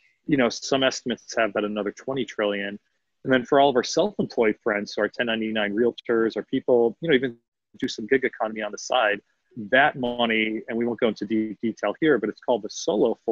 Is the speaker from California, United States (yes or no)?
no; Philadelphia, Pennsylvania, United States; now in Austin, United States; I'm from Philadelphia, city of brotherly love